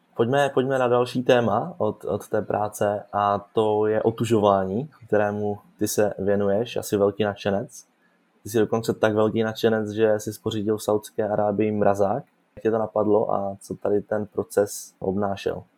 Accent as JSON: {"language": "Czech", "country": "Czechia", "said": "jako Češi"}